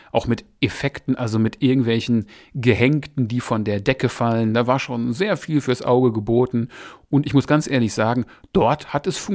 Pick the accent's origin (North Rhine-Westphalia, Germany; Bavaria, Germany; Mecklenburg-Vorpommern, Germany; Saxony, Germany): North Rhine-Westphalia, Germany; Essen; Essen ist meine alte Heimatstadt